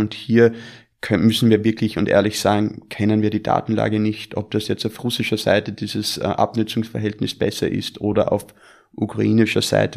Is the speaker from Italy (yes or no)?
no; Austria; moved away; also born or lived in United States; bin gebürtiger Österreicher, habe aber die Hälfte meines Lebens in den Vereinigten Staaten verbracht